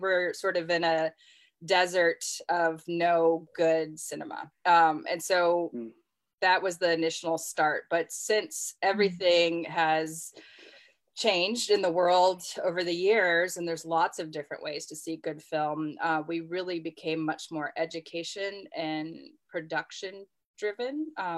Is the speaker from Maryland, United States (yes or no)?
no; San Diego, California, United States; also born or lived in Los Angeles, United States / Georgia, United States / Minnesota, United States; now in Oxford, United States; I was born outside of Los Angeles, was raised mostly in San Diego, but lived all over the country. I lived in Georgia, Minnesota.